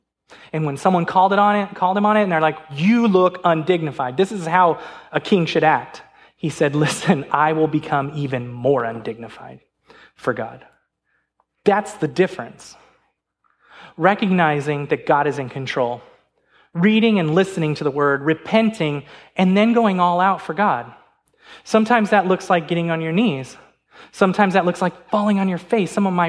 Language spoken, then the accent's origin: English; California, United States; Now, I remember, I'm a Lakers fan, because remember, I came from California.